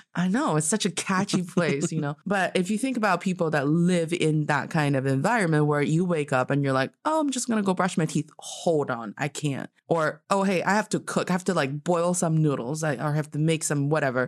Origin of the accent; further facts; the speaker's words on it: Northeast China, China; moved away; when I was like a little kid, um, in my hometown because the you know, it's, like, really cold in the northeast part of China